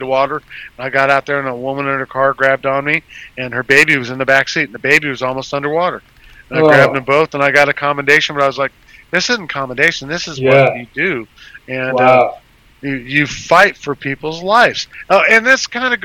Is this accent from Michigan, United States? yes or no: no; Las Vegas, Nevada, United States; now in Houston, United States; I grew up in Nevada, in Las Vegas